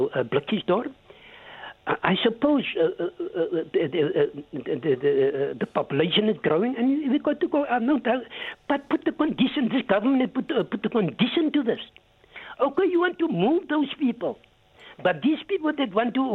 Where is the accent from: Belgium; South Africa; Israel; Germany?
South Africa; now in Mitchell's Plain, Cape Town, South Africa; I'm a South African